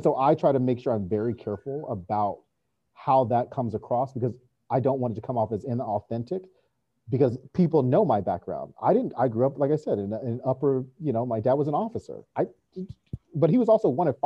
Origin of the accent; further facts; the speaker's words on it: North Carolina, United States; I'm from North Carolina